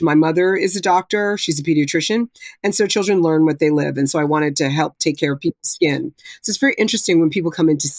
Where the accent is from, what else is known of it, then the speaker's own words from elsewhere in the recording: New Jersey, United States; where I grew up in North Jersey